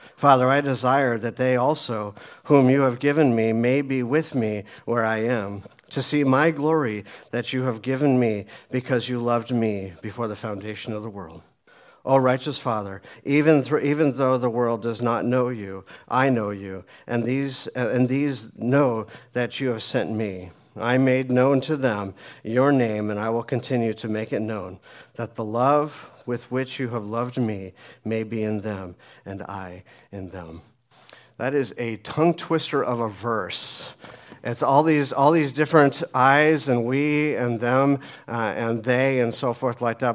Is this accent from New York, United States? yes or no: no; Phoenix, Arizona, United States; moved away as an adult; also born or lived in Colorado; I was raised uh, in Phoenix, lived there until I was about 25